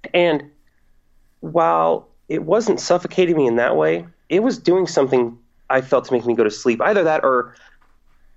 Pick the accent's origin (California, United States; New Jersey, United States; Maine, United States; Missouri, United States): California, United States; Fresno; I only live about 45 minutes away from my hometown, Fresno.